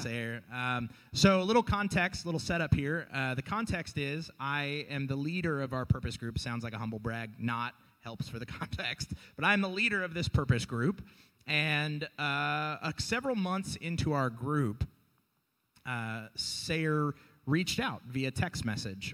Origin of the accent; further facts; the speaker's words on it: the South, United States; moved away; I grew up in the South. I'm from the South